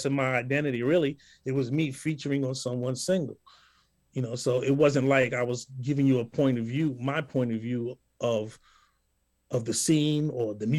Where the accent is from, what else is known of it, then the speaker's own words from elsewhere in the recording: New York City, New York, United States; we're from the same hometown